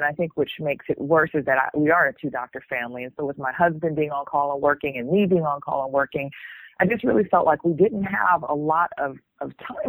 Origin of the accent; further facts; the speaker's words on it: Atlanta, Georgia, United States; moved away as an adult; also born or lived in New Orleans, Louisiana / Houston, Texas; now in New Zealand; I'm actually from Atlanta originally, born and raised. I am actually from Southwest Atlanta, if you want to get technical.